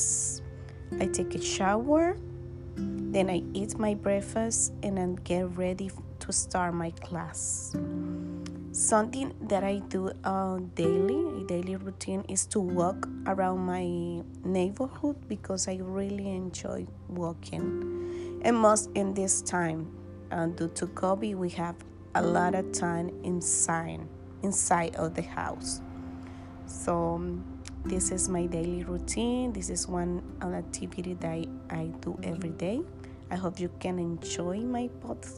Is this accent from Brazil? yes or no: no; Dominican Republic; English is a second language; I'm from Dominican Republic.